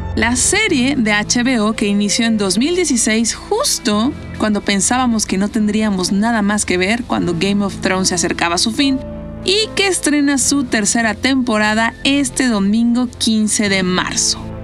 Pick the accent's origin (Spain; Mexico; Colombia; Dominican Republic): Mexico; soy de México